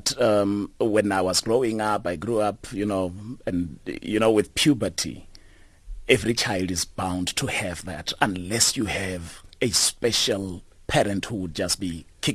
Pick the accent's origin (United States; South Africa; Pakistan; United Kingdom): South Africa; Muduruni village, Limpopo; moved away; also born or lived in Johannesburg; I grew up in the Limpopo province, a village called Muduruni